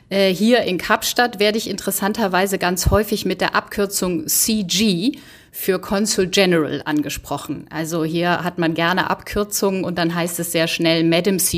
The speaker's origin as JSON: {"language": "German", "town": "Bergisch Gladbach", "region": "North Rhine-Westphalia", "country": "Germany", "said": "Ich komme aus Bergisch Gladbach, aus dem schönen Rheinland und bin 2001 ins Auswärtige Amt eingetreten"}